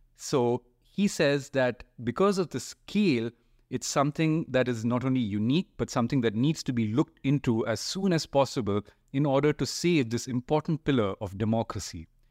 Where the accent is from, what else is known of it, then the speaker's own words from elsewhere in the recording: India; as Indian media people and Indian journalists